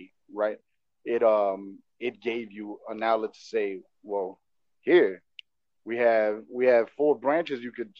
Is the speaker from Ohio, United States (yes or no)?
no; Miami, Florida, United States; also born or lived in Texas / Kendall; I was raised in Little Havana till I was 17. Okay. I grew up in Little Havana. I was born in Texas, moved over here when I was 8 months old